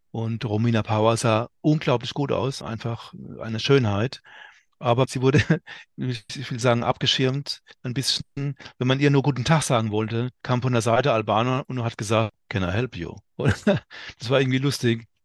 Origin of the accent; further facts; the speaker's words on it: Mannheim, Baden-Württemberg, Germany; now in Mainz, Germany; Ich wohne jetzt noch in Mainz, aber ich bin ja echter Mannheimer oder fast so halb Badener wie der Fritz.